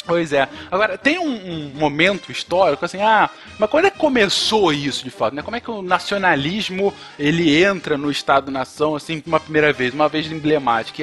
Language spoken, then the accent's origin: Portuguese; Rio de Janeiro, Brazil; no Rio de Janeiro, onde eu cresci, numa favela do Rio de Janeiro